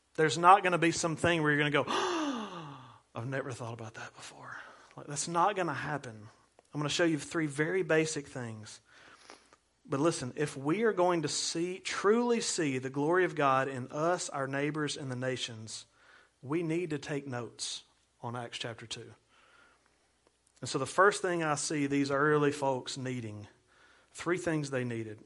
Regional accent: United States; as an American

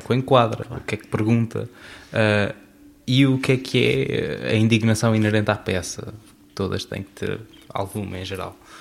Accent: Azores, Portugal; Eu sou açoriano

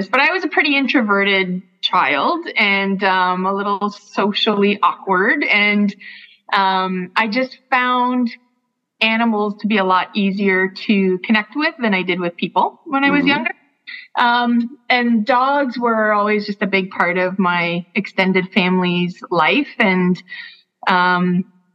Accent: Niagara region, Ontario, Canada; I was born in Niagara on the Lake, grew up in the Niagara region.

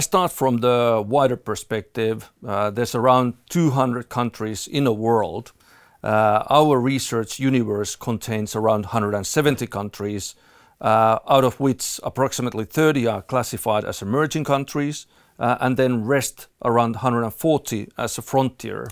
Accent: Finland; moved away; I'm originally from Finland

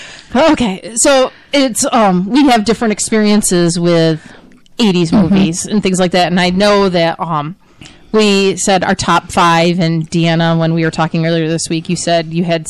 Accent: Avon, New York, United States; I grew up in Avon, Lima area.

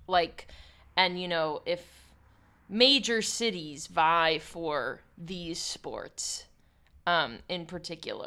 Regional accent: Pittsburgh, Pennsylvania, United States; growing up in Pittsburgh

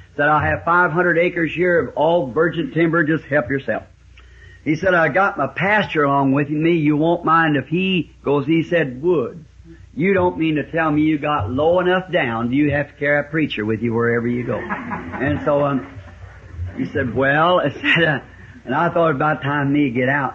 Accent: the South, United States; also born or lived in Ireland (ancestry); I'm a Southerner

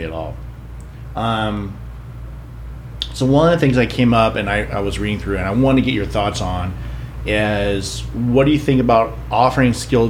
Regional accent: Midwest, United States; moved away; When I was growing up, I grew up in the Midwest.

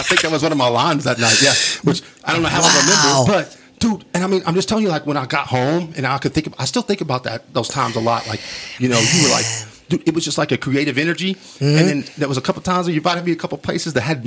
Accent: Wolfforth, Texas, United States; this is my hometown

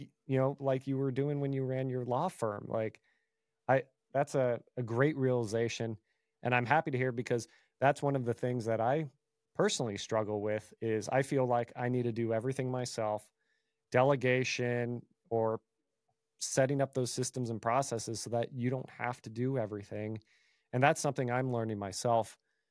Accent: Bay Area, California, United States; I'm originally from the Bay Area, born and raised

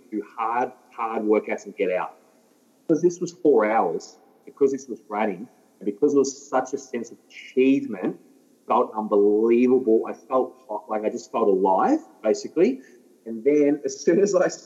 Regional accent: Ballarat, Victoria, Australia; I'm from Ballarat

